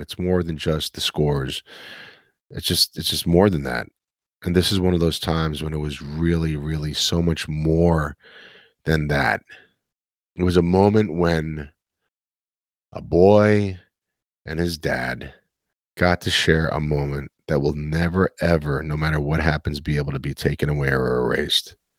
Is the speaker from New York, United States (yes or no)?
yes; New York City, New York, United States; this kid from Queens, born and raised in New York City